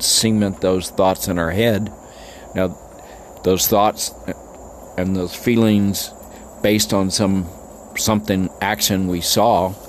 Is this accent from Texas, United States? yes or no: yes; El Paso, Texas, United States; There were 70% Mexicans when I grew up, and there's 80% now